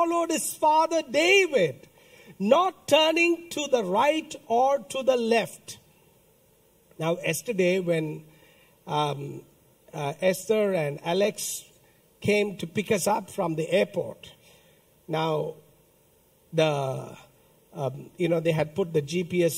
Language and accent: English; India; I come from a church in India which believes that we became Christians before Jesus Christ